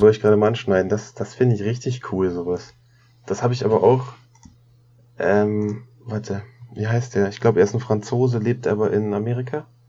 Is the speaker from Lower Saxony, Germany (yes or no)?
yes; Braunschweig, Lower Saxony, Germany; ich komme aus Braunschweig